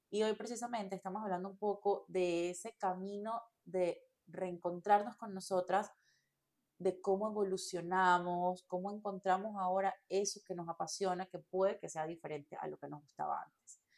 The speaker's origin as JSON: {"language": "Spanish", "country": "Venezuela", "moved": "yes", "said": "eh, soy venezolana, eh, me vine hace ya casi 10 años aquí."}